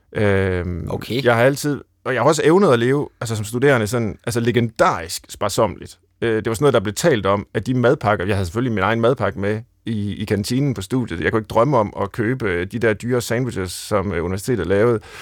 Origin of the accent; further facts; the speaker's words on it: Central Jutland, Central Denmark Region, Denmark; jeg er fra Midtjylland